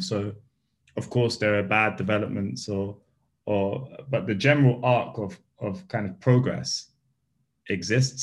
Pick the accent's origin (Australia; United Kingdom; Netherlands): United Kingdom; London; I grew up in Bethnal Green